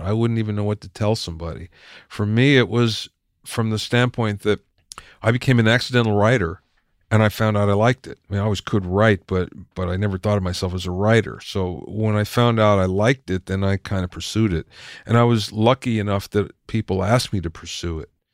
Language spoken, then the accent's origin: English; Minersville, Pennsylvania, United States; moved away; I grew up in Minersville, Pennsylvania